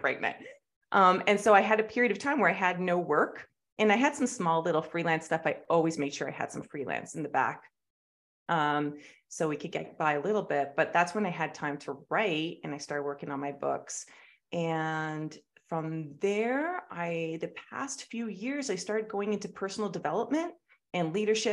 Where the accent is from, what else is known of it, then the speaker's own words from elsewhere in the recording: Canada; I grew up in Canada